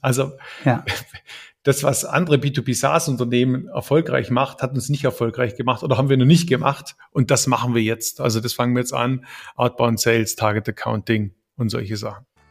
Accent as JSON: {"language": "German", "town": "Ravensburg", "region": "Baden-Württemberg", "country": "Germany", "said": "ich bin Ravensburger, eigentlich bin ich Schwabe durch und durch"}